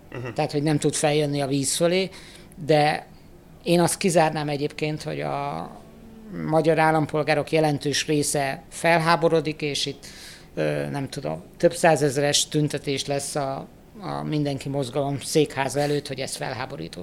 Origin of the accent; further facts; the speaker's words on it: Hungary; szenvedélyesen magyarok vagyunk